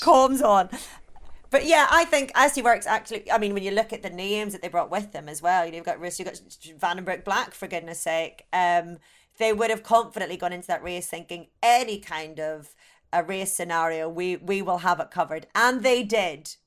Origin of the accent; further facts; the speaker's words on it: Ireland; being Irish